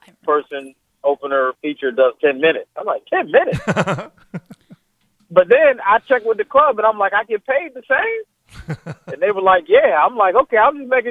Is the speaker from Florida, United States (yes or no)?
no; Chester, Pennsylvania, United States; I'm from Chester. It was about 10 minutes out of Philly